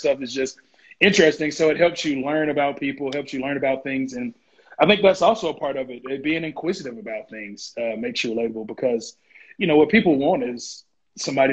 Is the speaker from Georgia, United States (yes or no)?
yes; Warner Robins, Georgia, United States; I grew up in Warner Robins, which is a military town